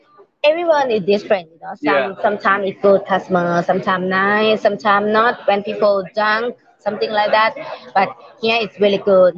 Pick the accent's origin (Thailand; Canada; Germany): Thailand; Isan; English is a second language; now in Pattaya, Thailand; I'm from Isan.